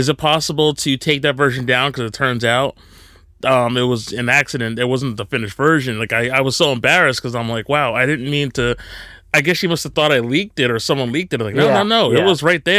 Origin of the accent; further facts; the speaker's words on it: New Jersey, United States; also born or lived in Long Island; I grew up in New Jersey.